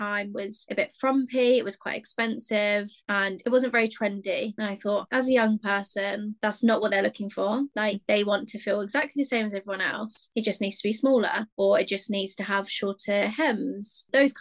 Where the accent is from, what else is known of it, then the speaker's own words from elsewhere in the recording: Hampshire, South East England, United Kingdom; I'm from England. I've always lived in England, in Hampshire specifically. I was raised in a home